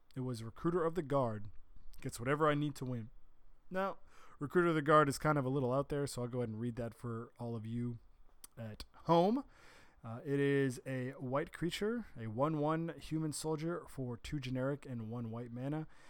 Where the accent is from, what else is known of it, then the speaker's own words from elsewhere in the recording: Bellingham, Massachusetts, United States; my hometown of Bellingham, Massachusetts